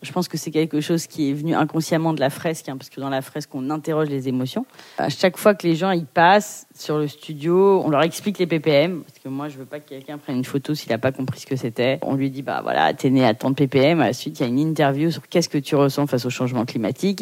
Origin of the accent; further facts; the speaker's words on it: Paris, Île-de-France, France; je suis née à Paris euh, de parents portugais, immigrés